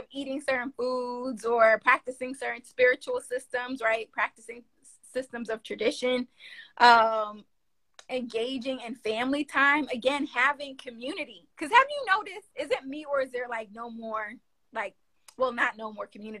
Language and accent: English; New York, United States; accent: northern tongue; I'm from New York. I got this northern tongue